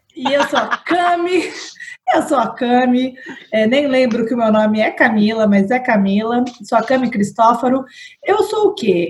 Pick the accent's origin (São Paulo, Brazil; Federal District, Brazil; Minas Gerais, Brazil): São Paulo, Brazil; now in Vitória, Brazil; sou paulistana, mas moro em Vitória